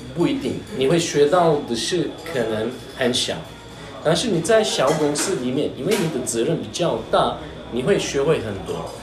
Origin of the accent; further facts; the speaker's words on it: Turkey; first language Turkish; Chinese is a second language; moved away as an adult; now in Taiwan; 我是来自土耳其，然后我就在台湾十一年了。然后我是，呃，二零一零年第一，首一次来台湾。那个时候我的，来台湾的目的是学中文